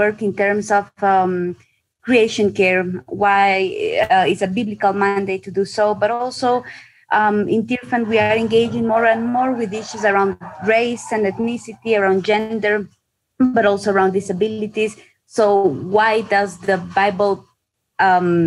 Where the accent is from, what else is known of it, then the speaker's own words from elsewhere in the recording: Ecuador; I am from Ecuador. I live in Ecuador